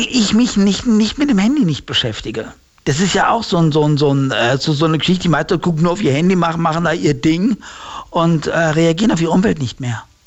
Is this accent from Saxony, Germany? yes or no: no; Heusenstamm, Hesse, Germany; Aus Holzenstamm